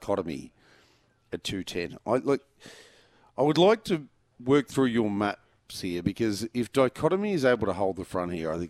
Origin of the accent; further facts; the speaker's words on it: Geelong, Victoria, Australia; I grew up in Geelong